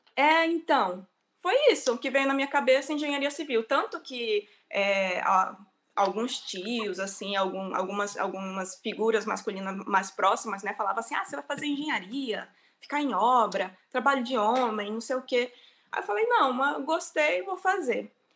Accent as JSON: {"language": "Portuguese", "town": "Manacapuru", "region": "Amazonas", "country": "Brazil", "tie": "born or raised there", "also_born_or_lived": "Manaus", "moved": "as an adult", "said": "eu sou do Amazonas, na verdade, nasci em uma cidade que chama Manacapuru, e depois fui para Manaus fazer faculdade"}